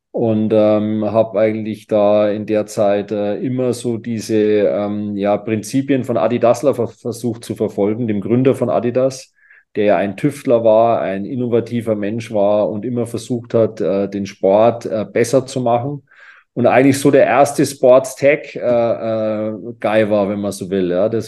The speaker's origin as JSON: {"language": "German", "town": "Herzogenaurach", "region": "Bavaria", "country": "Germany", "tie": "born or raised there", "moved": "yes", "lives_now": "Kitzbühel, Austria"}